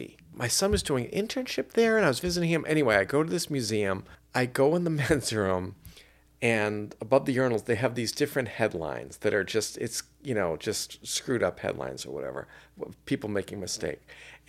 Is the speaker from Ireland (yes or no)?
yes; Ireland; You know, I'm Irish. I would be killed instantly just walking by that.